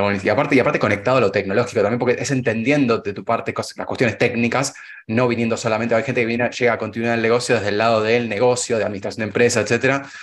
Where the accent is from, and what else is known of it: Argentina